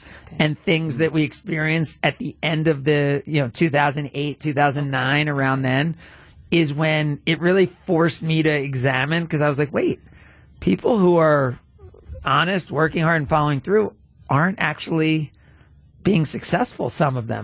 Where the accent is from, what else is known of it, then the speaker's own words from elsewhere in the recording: New Jersey, United States; moved away; also born or lived in Atlanta; I grew up in New Jersey